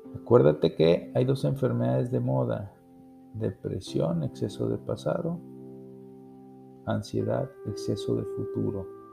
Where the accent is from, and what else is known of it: Mexico